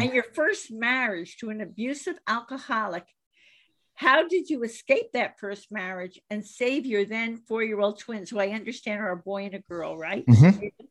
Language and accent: English; Miami, Florida, United States; I grew up in Miami